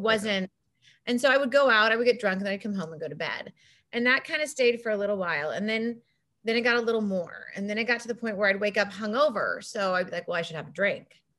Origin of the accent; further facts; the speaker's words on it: Laguna Beach, California, United States; I grew up in Laguna Beach